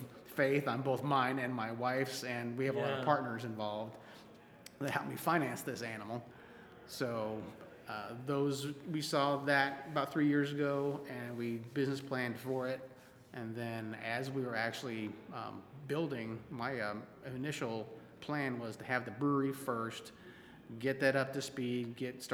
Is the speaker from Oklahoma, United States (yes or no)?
yes; Edmond, Oklahoma, United States; now in Oklahoma City, United States; I grew up in Edmond and went to high school in Edmond